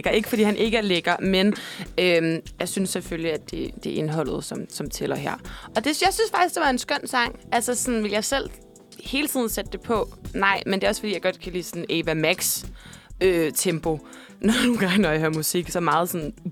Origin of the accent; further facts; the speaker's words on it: Central Denmark Region, Denmark; Jamen altså, jeg er jo fra øh, Midtjylland. Øh, fra øh, landet. Landet, landet.